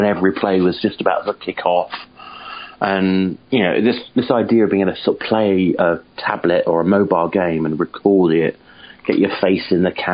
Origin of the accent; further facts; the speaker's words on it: United Kingdom; I'm a Brit